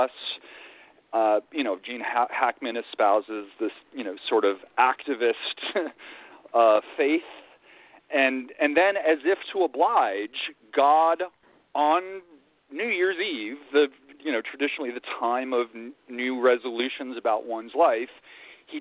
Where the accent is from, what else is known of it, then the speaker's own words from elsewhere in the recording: Virginia, United States; moved away as an adult; also born or lived in New York; I grew up in Virginia.